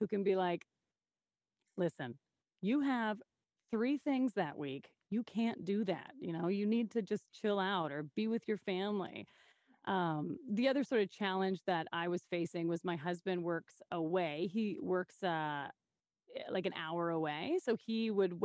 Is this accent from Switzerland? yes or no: no; Saskatoon, Saskatchewan, Canada; what's great about my hometown is I grew up here